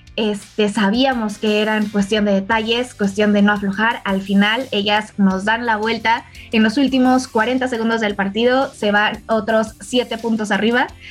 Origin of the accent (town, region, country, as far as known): Mexico